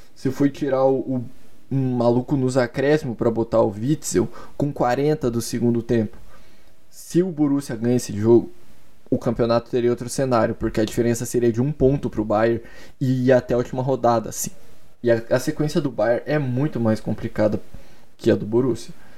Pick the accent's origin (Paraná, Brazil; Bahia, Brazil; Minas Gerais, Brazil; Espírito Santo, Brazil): Paraná, Brazil; Curitiba; Eu sou de Curitiba e desde muito, muito pequeno eu sou coxa branca